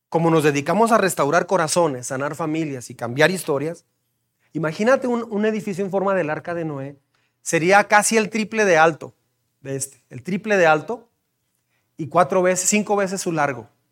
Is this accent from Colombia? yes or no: no; Mexico; como mexicanos